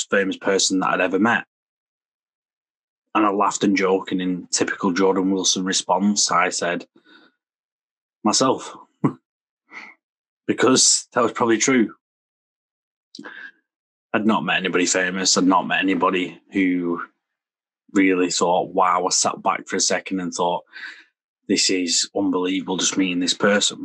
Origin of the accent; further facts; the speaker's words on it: Preston, North West England, United Kingdom; I'm from Lancashire. I'm from Preston in Lancashire.